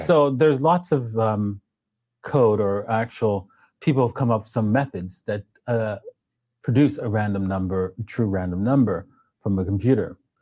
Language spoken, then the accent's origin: English; Canada; also born or lived in Trinidad; I'm Canadian